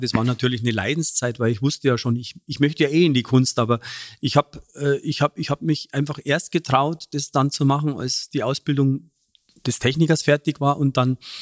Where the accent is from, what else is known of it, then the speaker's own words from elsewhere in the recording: Munich, Bavaria, Germany; accent: Bavarian; ich komme aus einer Arbeiterfamilie, aus dem Münchner Hasenbergel